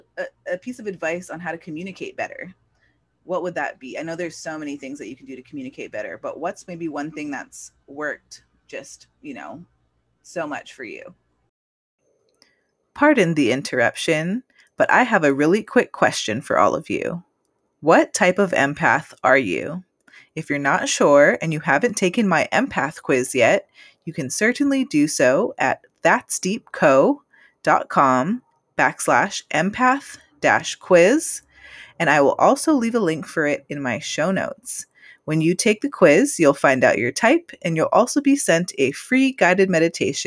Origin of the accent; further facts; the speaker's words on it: California, United States; I was born in California, but yeah, here in America